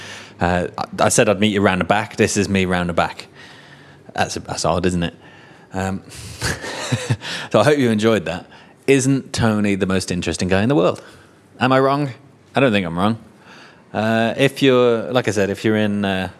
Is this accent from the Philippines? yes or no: no; England, United Kingdom; moved away; I'm English.